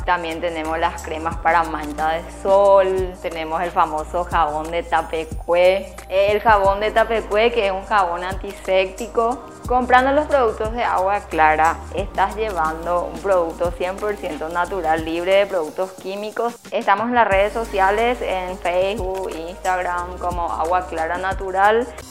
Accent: Fernando de la Mora, Central, Paraguay; soy de Fernando de la Mora

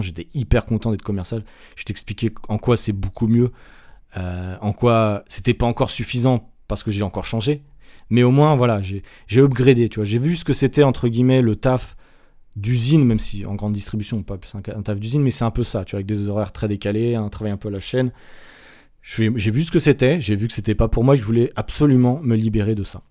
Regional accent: Nantes, Pays de la Loire, France; moved away as an adult; also born or lived in Strasbourg / Angers; now in Sydney, Australia; j'ai quitté euh, Nantes, qui était ma ville natale

